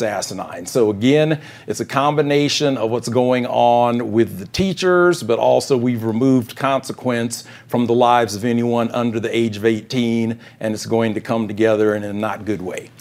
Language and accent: English; Denver, Colorado, United States; my hometown school district, DPS